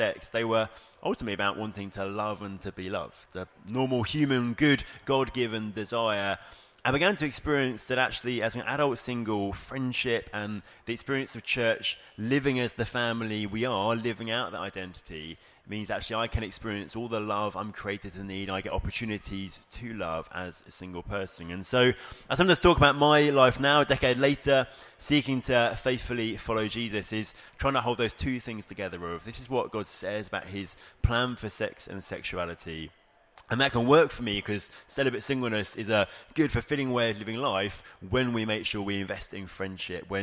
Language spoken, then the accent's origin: English; Bexhill, South East England, United Kingdom; I am from Bexhill on the southeast coast of England, part of King's Church there in Hastings and Bexhill